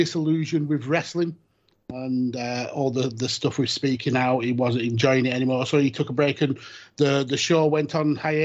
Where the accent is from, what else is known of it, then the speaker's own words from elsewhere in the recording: United Kingdom; I'm such a British douche